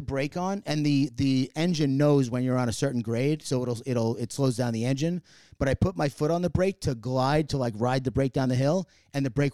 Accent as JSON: {"language": "English", "country": "United States", "said": "As an American"}